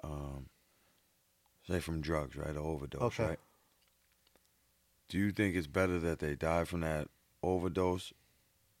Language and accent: English; Boston, Massachusetts, United States; born or raised there